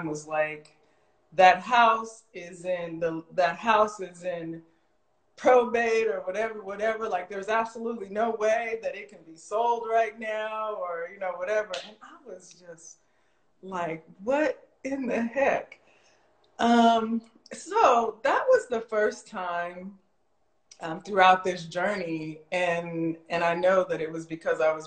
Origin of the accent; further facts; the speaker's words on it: Las Vegas, Nevada, United States; I'm born and raised in Las Vegas.